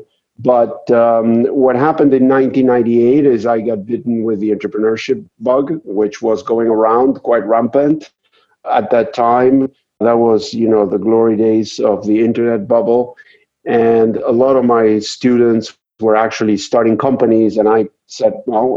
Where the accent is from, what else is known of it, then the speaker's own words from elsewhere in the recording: Argentina; moved away as an adult; now in United States; I'm originally from Argentina, and I came to the United States to pursue a PhD